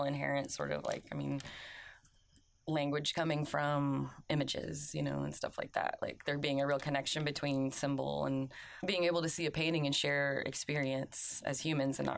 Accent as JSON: {"language": "English", "region": "Oklahoma", "country": "United States", "moved": "as an adult", "lives_now": "South Carolina, United States", "said": "I went to college in Oklahoma. I'm from Oklahoma"}